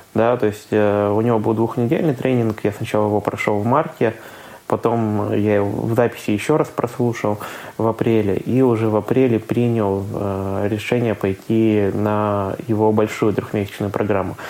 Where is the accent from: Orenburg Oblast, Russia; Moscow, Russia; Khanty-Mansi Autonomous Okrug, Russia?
Khanty-Mansi Autonomous Okrug, Russia; now in Saint Petersburg, Russia; я сам родом из Ханты-Мансийского автономного округа